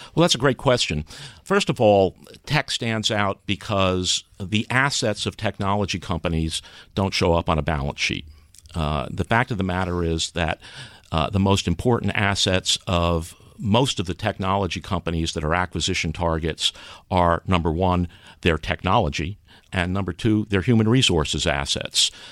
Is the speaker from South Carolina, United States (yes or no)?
no; New York City, New York, United States; moved away; I grew up in New York City.